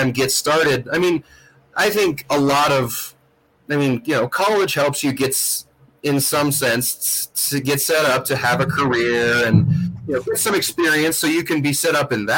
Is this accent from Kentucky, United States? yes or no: no; Missoula, Montana, United States; I'm fortunate enough to have gone to college in my hometown